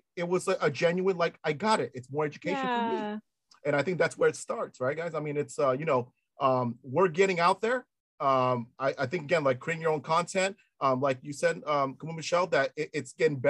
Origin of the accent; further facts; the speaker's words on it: Los Angeles, California, United States; accent: American; I'm American. I'm from L.A.